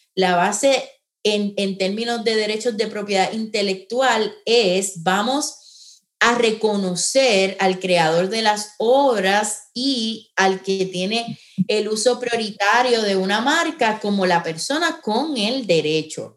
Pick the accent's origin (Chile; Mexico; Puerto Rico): Puerto Rico; San Juan; now in Florida, United States; Yo soy eh, natural de San Juan, en este momento vivo en, en Florida